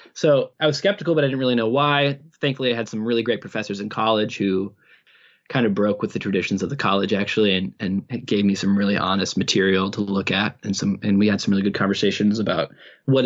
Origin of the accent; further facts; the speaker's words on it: Midwest, United States; I was raised in the Midwest in a very conservative Baptist home